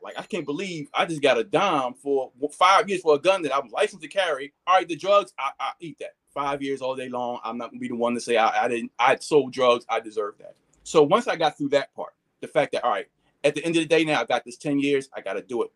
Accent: Philadelphia, Pennsylvania, United States; we moved from North Philly when I was young to the Northeast. Um, so pretty much that's where I grew up at was in the uh, far Northeast

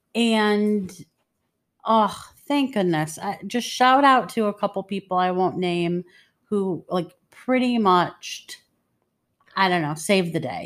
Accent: Detroit, Michigan, United States; moved away; I grew up in the streets of Detroit.

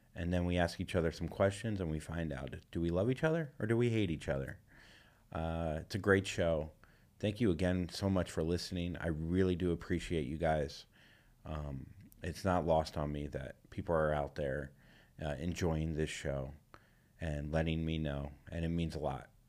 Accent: Florida, United States; moved away as an adult; now in California, United States; I am coming back to Florida, to my home state

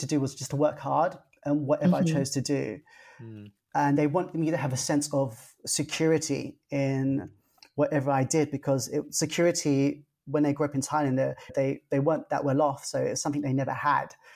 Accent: London, United Kingdom; I was being brought up first generation Thai Chinese in London, UK

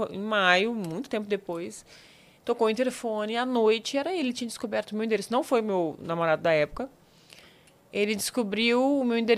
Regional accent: Campos dos Goytacazes, Rio de Janeiro, Brazil; porque eu sou de Campos dos Goitacazes, no interior do Rio de Janeiro. Sei. Que é a divisa com o Espírito Santo, né? A última cidade do norte do, do estado, divisa com o Espírito Santo.

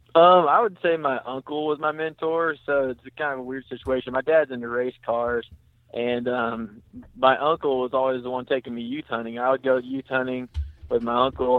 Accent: Vienna, Missouri, United States; moved away as an adult; now in St. Louis, United States; I'm from Vienna, Missouri

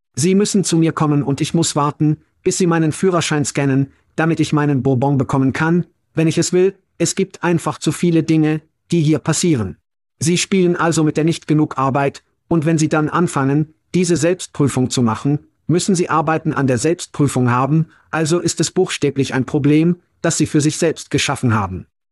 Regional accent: United States; moved away as an adult; also born or lived in Europe; Als Amerikaner

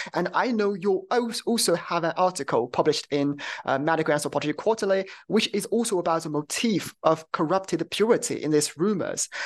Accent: China; I'm from China

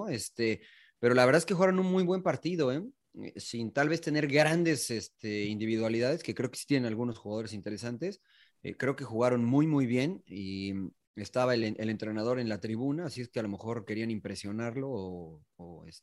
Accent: Mexico; digo traemos porque me considero mexicano

